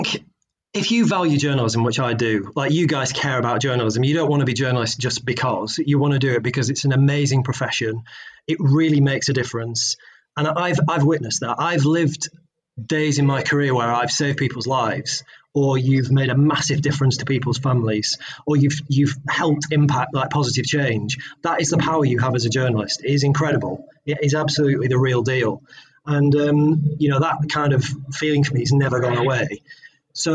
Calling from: Nottingham, East Midlands, United Kingdom; I'm based in the Midlands, and I haven't left the Midlands for about 6 months now. So I'm in the fine city of Nottingham.

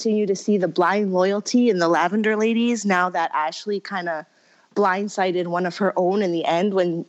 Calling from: Toronto, Ontario, Canada

